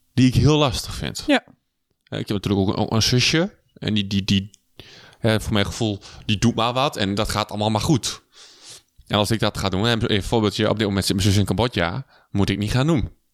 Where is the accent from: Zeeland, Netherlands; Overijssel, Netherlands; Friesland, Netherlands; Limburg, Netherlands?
Overijssel, Netherlands; Twente; wij komen hier uit Twente